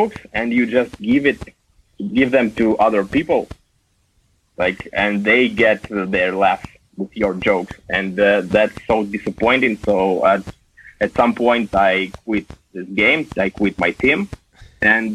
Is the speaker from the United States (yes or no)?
no; Russia; English is a second language